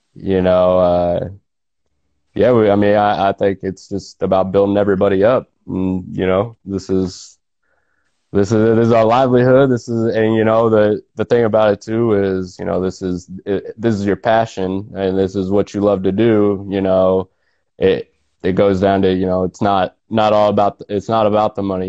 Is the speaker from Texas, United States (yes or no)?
no; Nortonville, Kansas, United States; I'm from Nortonville. Uh, grew up there